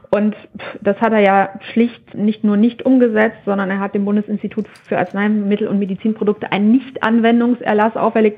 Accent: Germany; bei uns in Deutschland

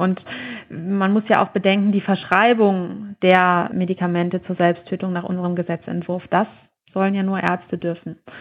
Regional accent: Germany; bei uns in Deutschland

